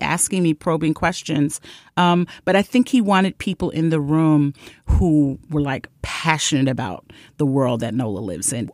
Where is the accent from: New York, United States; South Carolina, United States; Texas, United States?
New York, United States; New York City; a person born and raised in Brooklyn